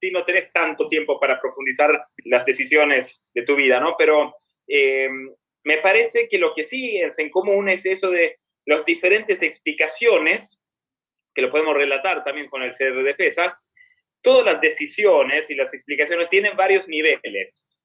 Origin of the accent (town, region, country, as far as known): Sweden; Spanish is a second language; now in Argentina